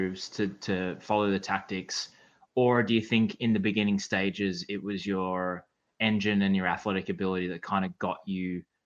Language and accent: English; Australia; growing up in Australia